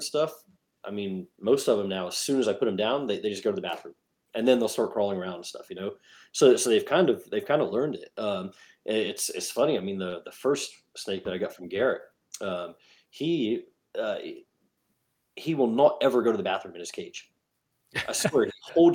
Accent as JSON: {"language": "English", "region": "England", "country": "United Kingdom", "tie": "born or raised there", "moved": "yes", "said": "I grew up in England."}